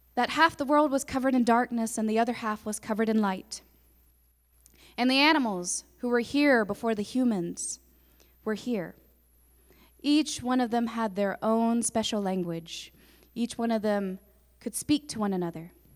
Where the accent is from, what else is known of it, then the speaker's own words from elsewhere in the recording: Tahlequah, Oklahoma, United States; I'm, I'm from Tahlequah. I grew up here